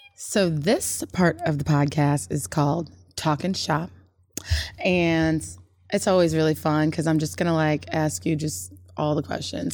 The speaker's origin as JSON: {"language": "English", "town": "Chicago", "region": "Illinois", "country": "United States", "said": "I'm coming from the Midwest, I'm coming from Chicago, yeah, I'm a city girl"}